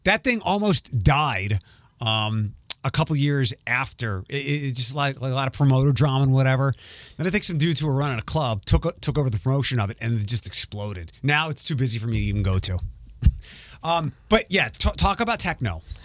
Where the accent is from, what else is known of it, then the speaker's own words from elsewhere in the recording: Philadelphia, Pennsylvania, United States; moved away; also born or lived in Midwest; I grew up in Philadelphia